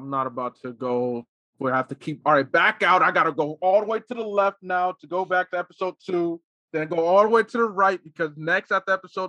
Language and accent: English; Newark, New Jersey, United States; I'm from Jersey.